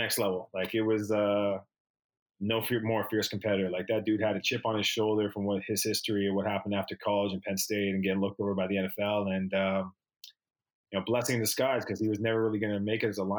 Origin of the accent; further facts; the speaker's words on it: Toronto, Ontario, Canada; It's my hometown